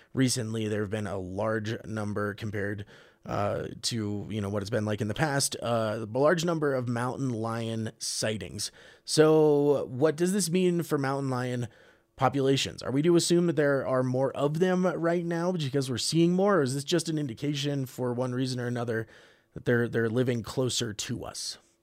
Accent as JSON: {"language": "English", "region": "East Coast", "country": "United States", "moved": "yes", "lives_now": "Gunnison County, Colorado, United States", "said": "I'm from the East Coast"}